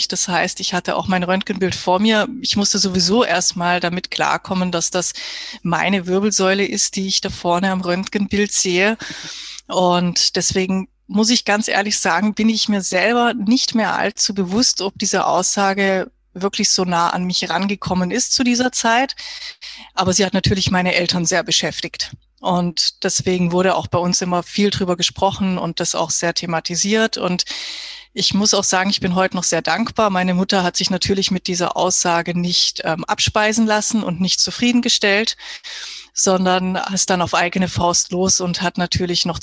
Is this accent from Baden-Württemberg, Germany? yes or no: yes; Baden-Württemberg, Germany; moved away as an adult; now in Vienna, Austria; Ja, hallo … Ich bin jetzt 39 Jahre alt. Ich komme ursprünglich aus dem Schwarzwald, aus dem Südwesten von Deutschland und wohne aktuell seit, ja, mit kurzer Unterbrechung acht Jahren in Wien.